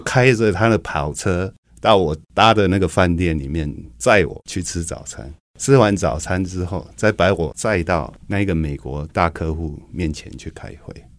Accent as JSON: {"language": "Chinese", "region": "Taoyuan", "country": "Taiwan", "said": "因为我是桃园人，所以刚开始的时候我是每天桃园新竹这样通车"}